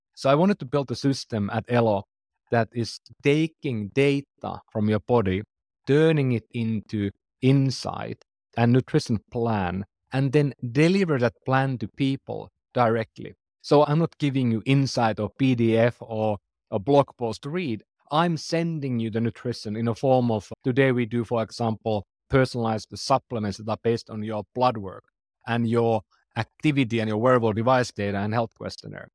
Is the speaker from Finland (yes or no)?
yes; Finland; English is a second language; I'm from Finland, for example. That's why I speak funny.